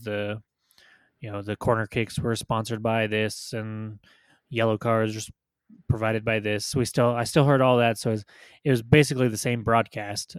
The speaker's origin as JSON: {"language": "English", "country": "United States", "said": "as an American sports fan"}